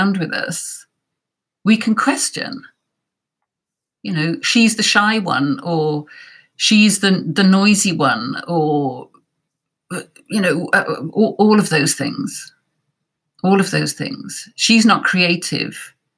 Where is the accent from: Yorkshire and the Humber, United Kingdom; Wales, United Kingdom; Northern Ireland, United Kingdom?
Wales, United Kingdom; I'm from Wales and it was on our curriculum